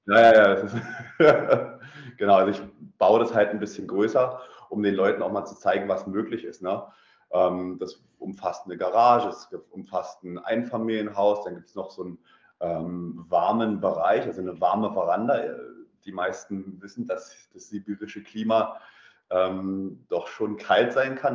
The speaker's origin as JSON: {"language": "German", "country": "Germany", "moved": "as an adult", "lives_now": "Russia", "said": "bei uns in Deutschland"}